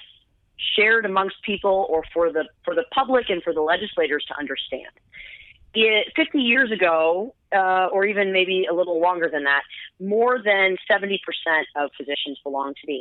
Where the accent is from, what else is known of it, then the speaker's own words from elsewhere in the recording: United States; I've been in practice in my hometown that I was born and raised in for 17 years